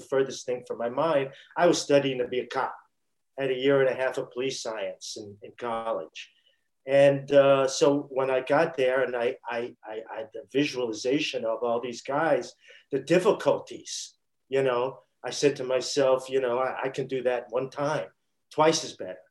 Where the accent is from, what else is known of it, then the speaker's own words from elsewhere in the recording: New York City, New York, United States; when I was growing up in Brooklyn.